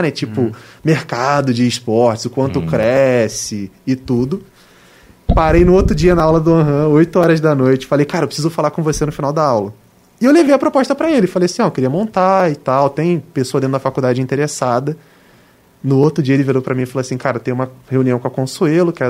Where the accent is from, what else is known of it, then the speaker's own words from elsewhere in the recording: Rio de Janeiro, Brazil; a gente é do Rio